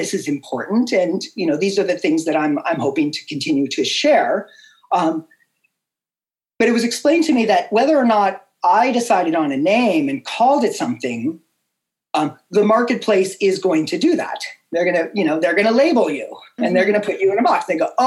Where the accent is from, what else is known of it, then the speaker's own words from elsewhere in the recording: Boulder, Colorado, United States; my hometown of Boulder, Colorado